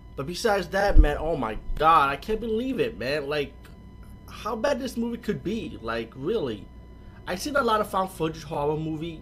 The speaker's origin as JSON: {"language": "English", "region": "New York", "country": "United States", "said": "I'm from New York too"}